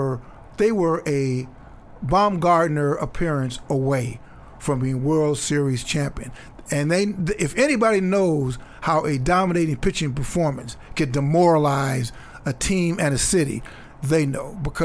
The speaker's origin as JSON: {"language": "English", "town": "Chicago", "region": "Illinois", "country": "United States", "tie": "born or raised there", "moved": "yes", "said": "where I grew up in Chicago."}